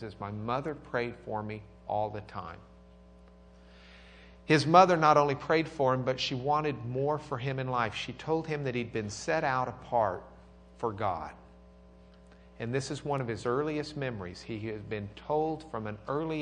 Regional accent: Lubbock, Texas, United States; I'm from Lubbock

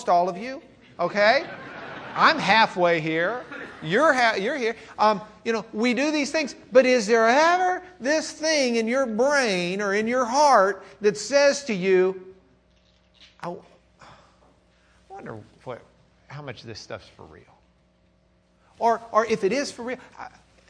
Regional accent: Lubbock, Texas, United States; I'm from Lubbock, Texas, so that's my German accent.

